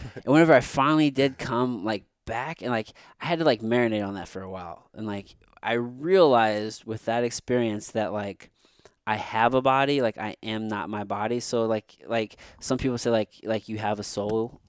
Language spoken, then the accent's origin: English; Missouri, United States; I grew up here in Missouri